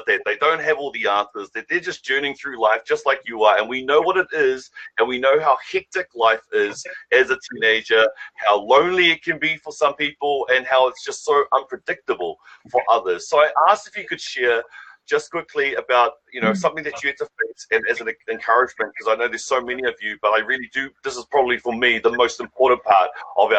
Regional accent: Auckland, New Zealand; We're from Massey. We grew up in West Auckland

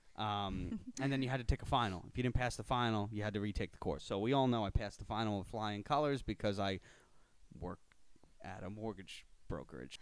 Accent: Miller Place, New York, United States; Born and raised in Miller Place, New York, uh, Suffolk County, North Shore

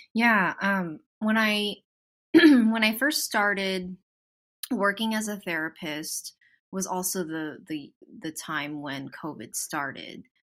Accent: Southern California, United States; I'm born and raised in Southern California, so yes, I'm definitely from here.

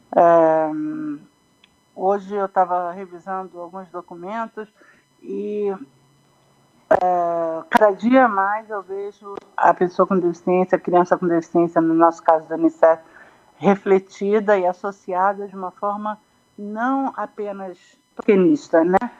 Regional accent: Brazil; moved away as an adult; como brasileiro

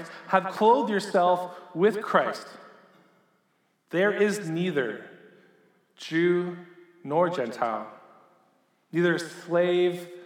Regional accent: Sarnia, Ontario, Canada; I grew up in Sarnia, Ontario.

